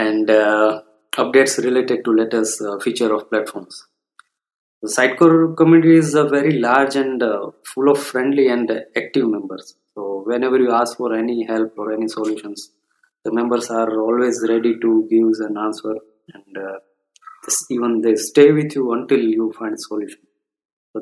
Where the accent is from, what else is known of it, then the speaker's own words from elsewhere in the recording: India; I'm from India